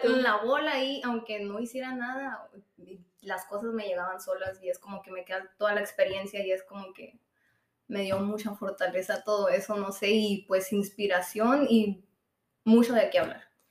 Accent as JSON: {"language": "Spanish", "town": "Trincheras", "region": "Sonora", "country": "Mexico", "tie": "born or raised there", "also_born_or_lived": "Hermosillo", "said": "yo nací aquí en Hermosillo y me fui a vivir allá a Trincheras, ahí viví pues mi niñez. A los 10 años eh, me vine a vivir a Hermosillo"}